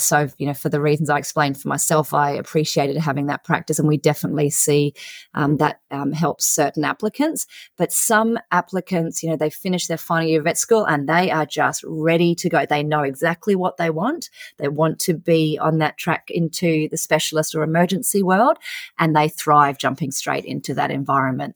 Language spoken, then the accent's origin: English; central Queensland, Australia; I grew up on a beef cattle property in, um, regional central Queensland in Australia